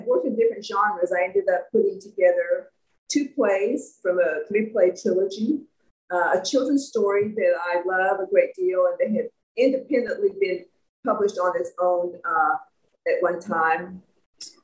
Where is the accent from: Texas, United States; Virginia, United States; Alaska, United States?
Texas, United States; McGregor; also born or lived in Austin, Texas; I was born in a little town about 90 miles north of Austin called McGregor.